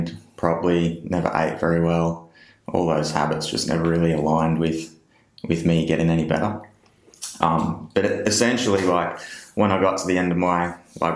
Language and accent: English; Benalla, Victoria, Australia; also born or lived in Yackandandah, Victoria; I grew up in Northeast Victoria in a little place called Benalla, and live in Yakandanda now, which is just up the road, still in Northeast Victoria